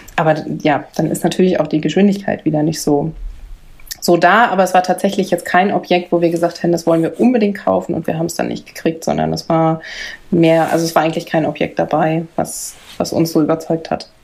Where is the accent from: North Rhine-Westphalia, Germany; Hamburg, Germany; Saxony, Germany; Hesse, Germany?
North Rhine-Westphalia, Germany; Bielefeld; wir sind geboren in Bielefeld